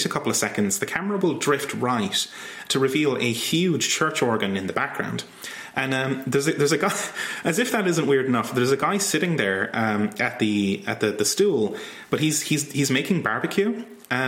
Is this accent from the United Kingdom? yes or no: no; Ireland; I'm from Ireland